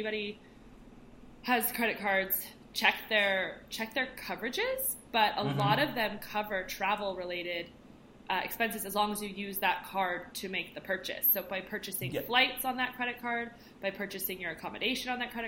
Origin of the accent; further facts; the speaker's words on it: United States; moved away; I grew up in America